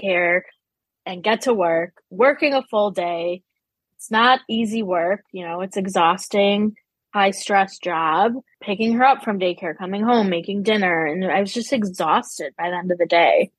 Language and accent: English; Chicago, Illinois, United States; I am from Chicago, the northern suburbs